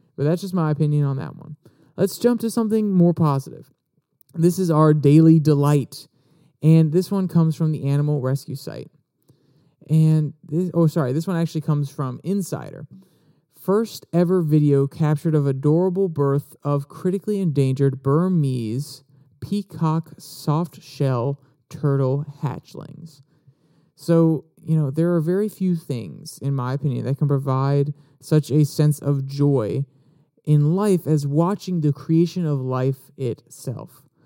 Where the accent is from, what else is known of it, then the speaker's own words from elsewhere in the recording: Warrenton, United States; my hometown of Warrenton, well, my closest hometown. My actual hometown is absolutely tiny, but one of the towns around us, Warrenton